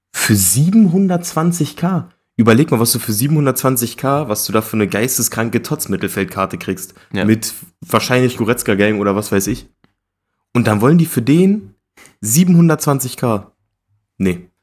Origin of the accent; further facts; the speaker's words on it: Germany; als Deutscher